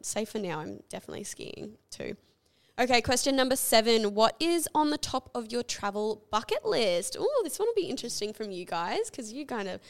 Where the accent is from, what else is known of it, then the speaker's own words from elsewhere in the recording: Canada; moved away; growing up in Canada